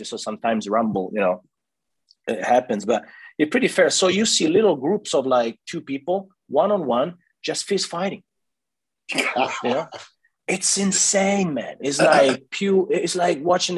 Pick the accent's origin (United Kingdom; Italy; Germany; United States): Italy; Florence, Tuscany; that's where I grew up in Piazza Santa Croce